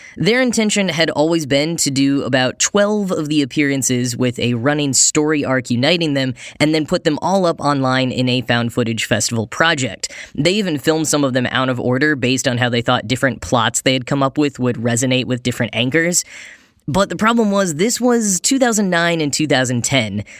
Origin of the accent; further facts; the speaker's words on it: the South, United States; I'm from the South